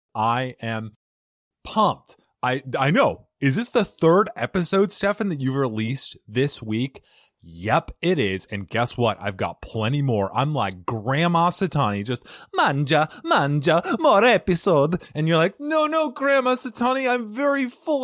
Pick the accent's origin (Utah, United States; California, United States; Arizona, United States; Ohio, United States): Arizona, United States; moved away; also born or lived in New York; I grew up in Arizona and then mm-hmm. I spent some time in New York. I lived there for about eight years, seven years.